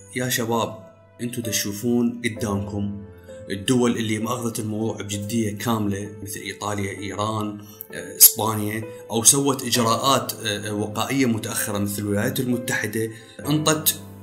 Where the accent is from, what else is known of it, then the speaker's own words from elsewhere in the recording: Iraq; accent: Iraqi; بلهجتنا العراقيه